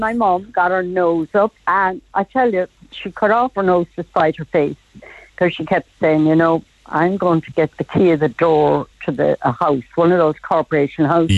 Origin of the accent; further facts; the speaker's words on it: Cork, Munster, Ireland; now in County Dublin, Ireland; I was born in St. Finbar's Road, Lough Parish